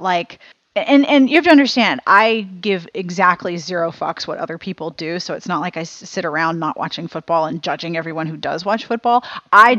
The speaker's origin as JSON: {"language": "English", "town": "Pittsburgh", "region": "Pennsylvania", "country": "United States", "tie": "born or raised there", "also_born_or_lived": "South Carolina", "moved": "as an adult", "said": "when I was growing up in Pittsburgh"}